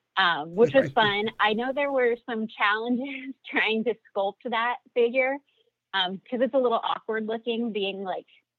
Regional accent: Los Angeles, California, United States; also born or lived in Orange County, California; I grew up in Los Angeles

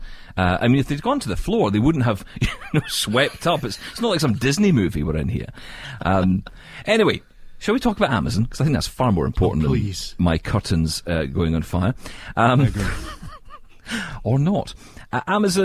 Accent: Scotland, United Kingdom; I'm from Scotland

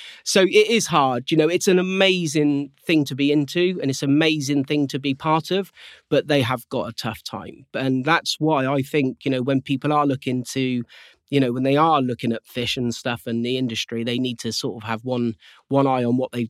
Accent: South West England, United Kingdom; I'm from Cornwall, obviously, you know, and there's not a great deal else to do, and it's in their blood.

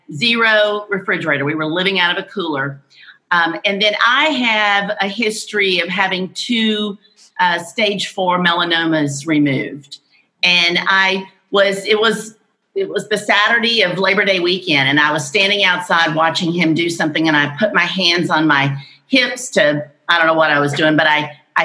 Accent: Houston, Texas, United States; moved away; Houston is my hometown

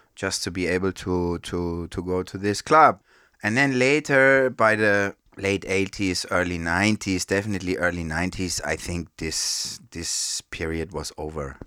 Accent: Frankfurt, Hesse, Germany; Born and raised in Frankfurt. That's where I grew up

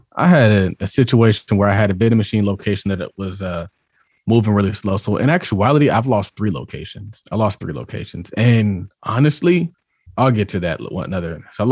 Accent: Harlem, New York, United States; I'm from Harlem.

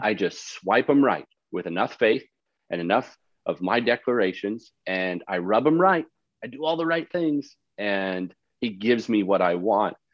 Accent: Canada; moved away; also born or lived in Dallas, Texas; And I grew up in Canada

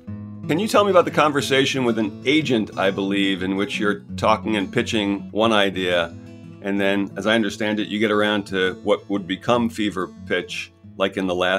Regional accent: United States

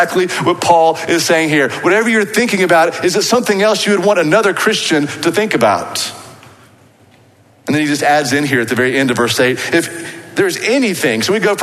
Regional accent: Waco, Texas, United States; accent: Waco; my Waco accent

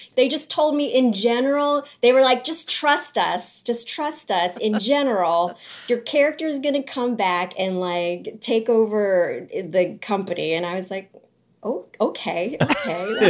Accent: New Orleans, Louisiana, United States; I grew up in New Orleans

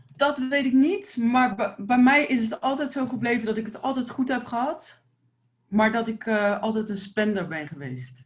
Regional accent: Delft, South Holland, Netherlands; ik kom uit Delft

